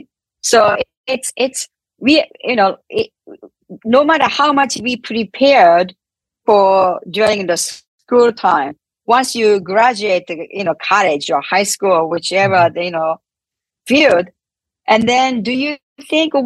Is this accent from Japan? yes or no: yes; Japan; English is a second language; moved away as an adult; now in United States; I came to this country 31 years ago from Japan, I couldn't speak English this much.